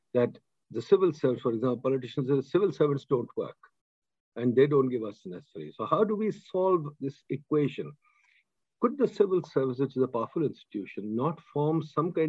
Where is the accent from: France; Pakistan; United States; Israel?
Pakistan; As a Pakistani